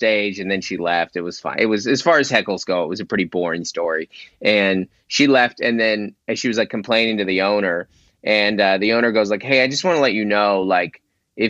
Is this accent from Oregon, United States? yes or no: no; Seattle, Washington, United States; moved away as an adult; now in San Diego, United States; I grew up in Seattle, Washington.